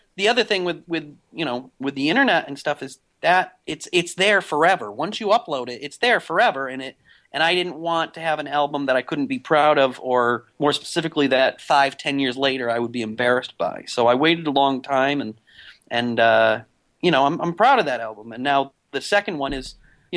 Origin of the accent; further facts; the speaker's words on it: the Berkshires, western Massachusetts, United States; moved away as an adult; now in New York, United States; I grew up in the Berkshires, which is in western Massachusetts